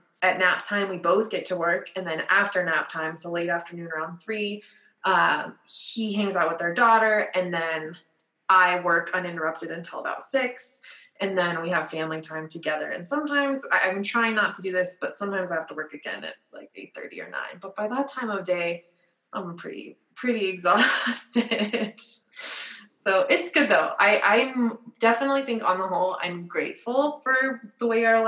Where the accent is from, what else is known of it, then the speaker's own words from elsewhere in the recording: Littleton, Colorado, United States; I grew up in Littleton. I went to law school and grad school and undergrad at DU. Like, I've never moved